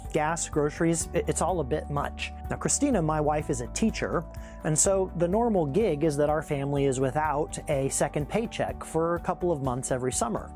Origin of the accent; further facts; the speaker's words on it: Ohio, United States; now in Pacific Northwest, United States; I grew up in Ohio, the American Midwest, in the nineteen eighties